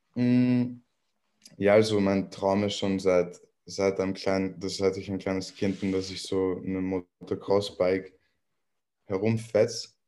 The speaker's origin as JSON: {"language": "German", "region": "Vienna", "country": "Austria", "tie": "born or raised there", "said": "ich komme aus Wien und ich bin hier aufgewachsen."}